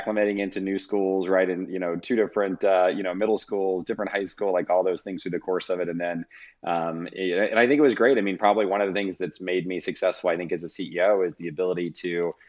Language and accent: English; Kentucky, United States; And so I grew up in Northern Kentucky, Cincinnati, Ohio area, undergrad and master's degree, all in the Midwest at the University of Louisville in their entrepreneurial program.